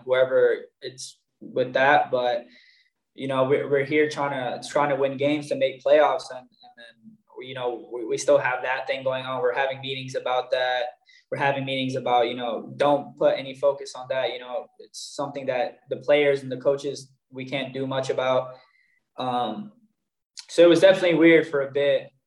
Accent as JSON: {"language": "English", "region": "New York", "country": "United States", "tie": "born or raised there", "also_born_or_lived": "Miami", "moved": "as an adult", "lives_now": "Boden, Sweden", "said": "growing up in New York and playing against the Red Bulls"}